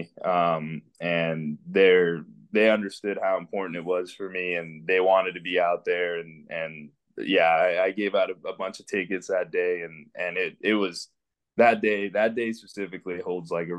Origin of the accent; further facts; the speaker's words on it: Western Canada, Canada; also born or lived in Venezuela; We're from Venezuela, and we immigrated into Canada in 2005. So I was 5 years old.